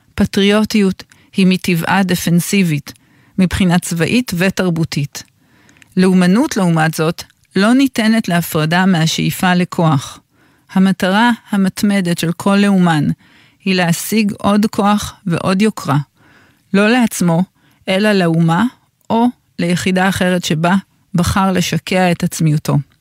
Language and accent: Hebrew; Tel Aviv-Yafo, Tel Aviv District, Israel; אני גדלתי כל הילדות שלי כמה מטרים מפה, מהמקום שבו אני מדברת אליכם, מהתחנה של גלי צה"ל ביפו. גדלתי ברחוב הדולפין